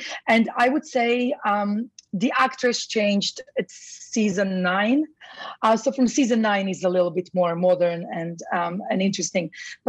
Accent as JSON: {"language": "English", "country": "Croatia", "lives_now": "London, United Kingdom", "said": "So I'm actually originally Croatian. So I'm from Croatia, but I lived in London most of my life."}